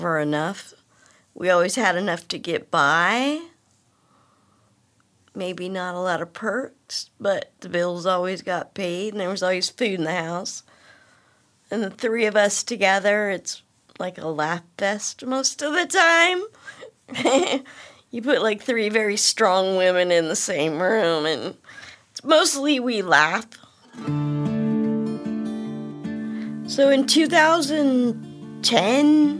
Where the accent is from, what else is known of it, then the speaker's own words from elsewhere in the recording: Roseville, California, United States; I'm from Roseville. Spent most of my life in Roseville